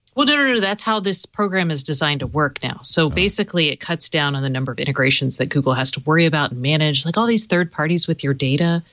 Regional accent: the South, United States; I'm from the South

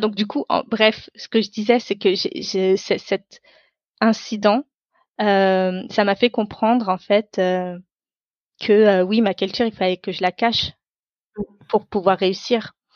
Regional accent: France; first language Tamil; French is a second language; je suis née en France. Donc mon pays, c'est la France

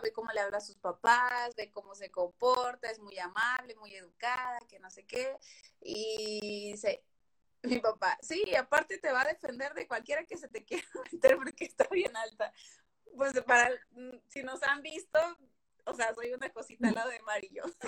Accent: Veracruz, Mexico; moved away as an adult; now in Monterrey, Mexico; soy Jarocha, soy del puerto de Veracruz, pero estoy viviendo en Regiolandia

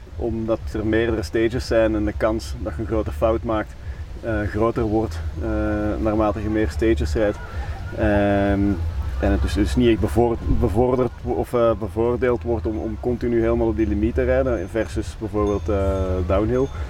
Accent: Belgium; wij als Belgen

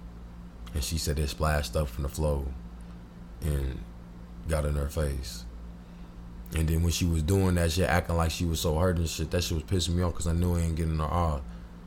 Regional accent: Springfield, Illinois, United States; I'm from Springfield

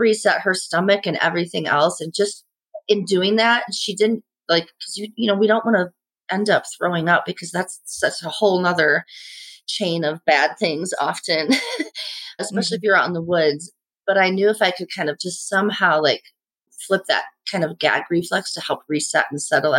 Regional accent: Indiana, United States; moved away as an adult; also born or lived in Hyde Park, New York; i grew up in indiana

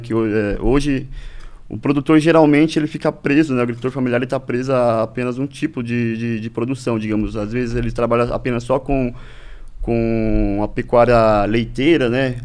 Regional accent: Ibaiti, Paraná, Brazil; moved away as an adult; also born or lived in Prudentópolis, Paraná; sou natural aqui, é, do, do Paraná mesmo, da região ali do Norte Pioneiro

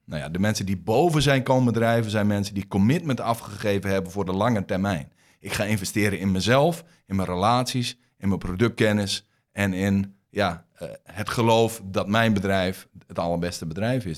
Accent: Groningen, Netherlands; accent: Groningen; also born or lived in Rotterdam; je hoort aan mijn accent dat ik uit Groningen kom

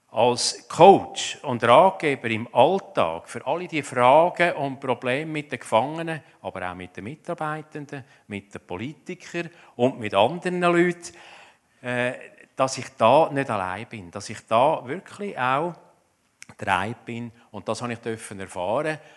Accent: Zurich, Switzerland; Ich komme aus dem Zürich Oberland, das gehört man wahrscheinlich auch.

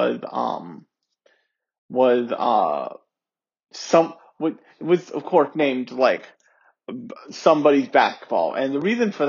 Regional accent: United States; born or raised there

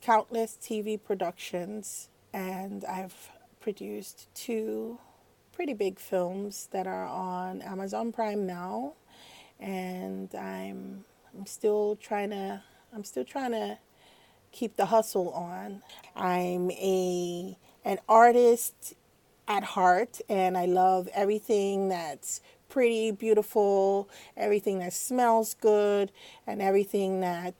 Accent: Nigeria; moved away; also born or lived in United States; growing up in Nigeria

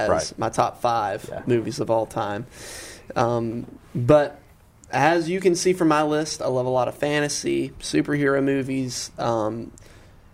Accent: Rome, Georgia, United States; a lot of this movie was filmed in my hometown

